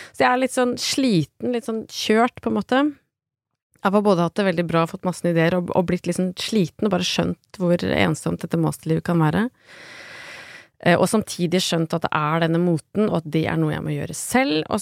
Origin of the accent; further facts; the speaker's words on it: Lillehammer, Innlandet, Norway; jeg er hjemme på Lillehammer, hvor jeg kommer fra, altså, med, og sitter sammen med moren og faren min og spiser reker